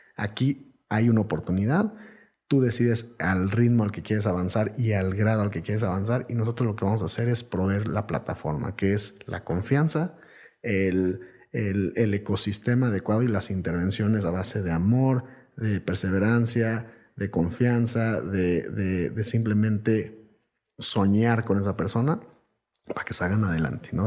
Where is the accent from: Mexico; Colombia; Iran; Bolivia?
Mexico